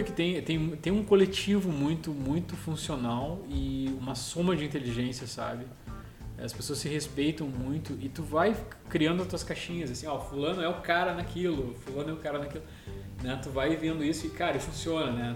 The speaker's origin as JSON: {"language": "Portuguese", "town": "Gramado", "region": "Rio Grande do Sul", "country": "Brazil", "tie": "born or raised there", "said": "Quando eu era criança, a gente morou ali"}